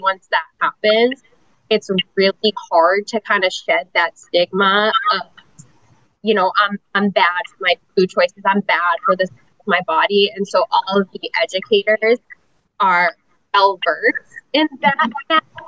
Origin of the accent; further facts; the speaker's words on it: New Hampshire, United States; moved away as an adult; now in Tampa, United States; I am originally from New Hampshire, but I've been in Tampa about, I think I just had my, my nine year anniversary in Tampa too.